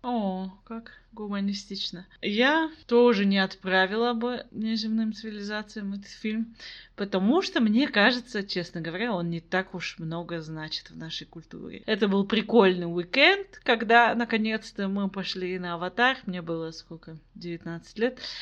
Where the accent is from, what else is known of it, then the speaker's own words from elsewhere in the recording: Kazakhstan; also born or lived in Almaty; я казашка, я живу в Алматы